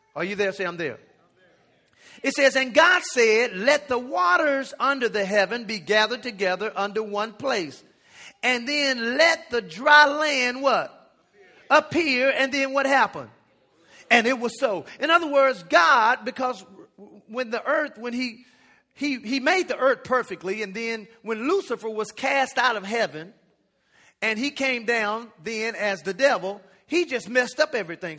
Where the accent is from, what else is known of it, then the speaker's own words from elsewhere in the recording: United States; also born or lived in Jamaica; I'm American, so I was out there going to school